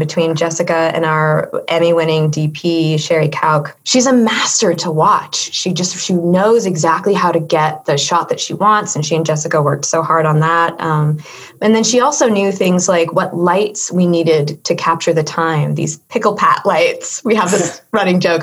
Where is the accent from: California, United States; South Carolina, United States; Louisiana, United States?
California, United States; as a Californian